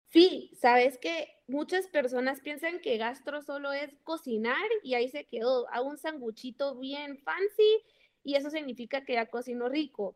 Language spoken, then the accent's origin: Spanish; Guatemala; nosotros como guatemaltecos